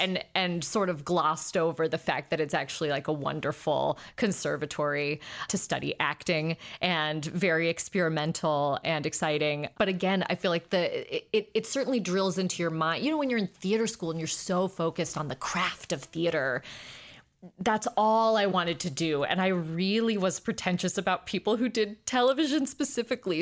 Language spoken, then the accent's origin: English; South Pasadena, California, United States; also born or lived in Highland Park, Los Angeles; I grew up in South Pasadena m, by way of Highland Park